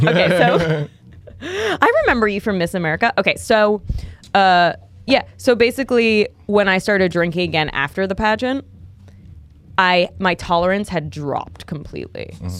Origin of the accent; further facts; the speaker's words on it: New York, United States; moved away as an adult; now in Los Angeles, United States; Born and raised in New York